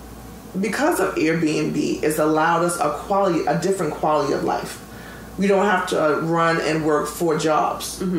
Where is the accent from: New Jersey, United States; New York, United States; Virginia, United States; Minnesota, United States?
New York, United States; I'm a New Yorker, and I'm always a New Yorker.